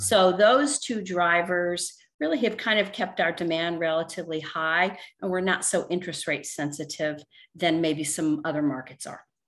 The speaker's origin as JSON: {"language": "English", "region": "Northeast", "country": "United States", "tie": "born or raised there", "moved": "as an adult", "lives_now": "Vero Beach, United States", "said": "I was born and raised in the Northeast"}